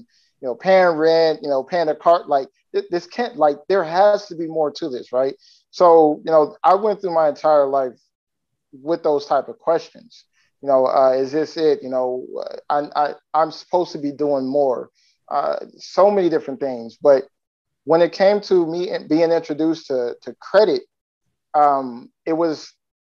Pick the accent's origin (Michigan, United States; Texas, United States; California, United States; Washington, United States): California, United States; now in Florida, United States; I'm originally from California. Right now, I currently live in Florida